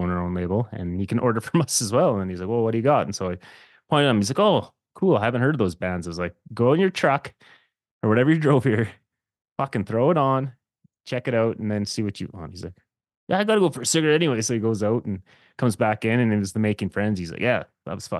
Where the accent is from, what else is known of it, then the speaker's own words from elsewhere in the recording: Saskatchewan, Canada; now in Alberta, Canada; I didn't grow up here though. I grew up in Saskatchewan